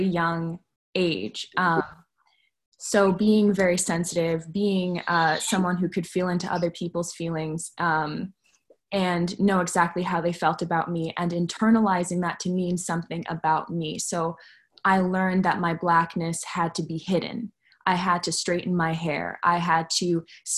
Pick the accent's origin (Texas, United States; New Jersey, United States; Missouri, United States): New Jersey, United States; Montclair; I grew up in Montclair, New Jersey